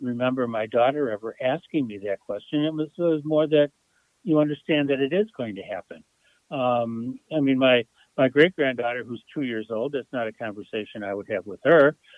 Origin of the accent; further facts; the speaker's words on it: Buffalo, New York, United States; I grew up and still live in Buffalo, New York.